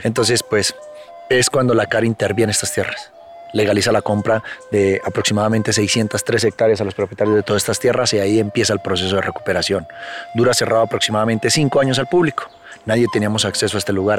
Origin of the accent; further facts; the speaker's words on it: Sesquilé, Cundinamarca, Colombia; Yo soy parte de la comunidad indígena muisca del municipio de Sesquilé